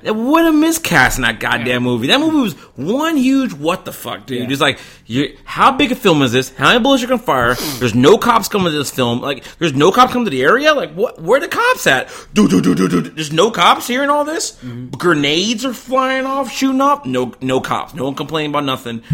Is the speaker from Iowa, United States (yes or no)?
no; Charleston, South Carolina, United States; I'm from Charleston, South Carolina